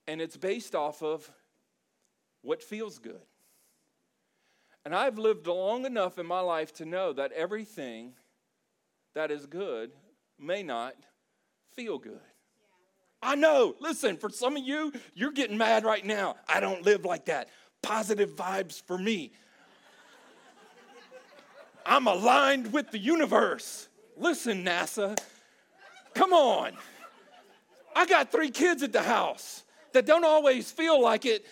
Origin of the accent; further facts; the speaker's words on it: South Louisiana, United States; we're from South Louisiana. There's a lot of Cajun influence there